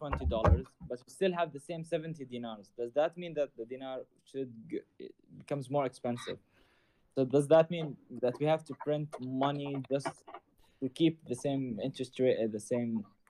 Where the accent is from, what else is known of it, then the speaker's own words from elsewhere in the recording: Jordan; I'm from Jordan.